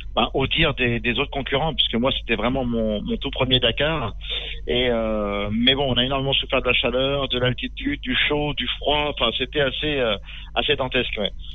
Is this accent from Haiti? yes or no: no; Châtellerault, Nouvelle-Aquitaine, France; Châtellerault, dans la Vienne. Je suis un pur produit, euh, du Poitou.